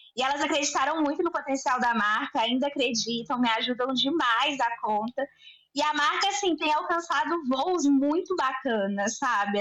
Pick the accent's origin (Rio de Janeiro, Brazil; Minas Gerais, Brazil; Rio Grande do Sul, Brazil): Minas Gerais, Brazil; Belo Horizonte; eu tenho 29 anos, sou de Belo Horizonte